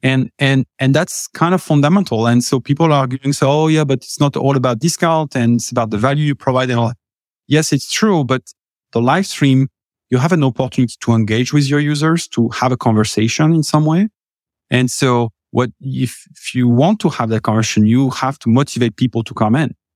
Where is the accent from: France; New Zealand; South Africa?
France; accent: French; English is a second language; moved away as an adult; now in United States; originally from France, uh, been, uh, here in the U S for the last, what, tell, eleven years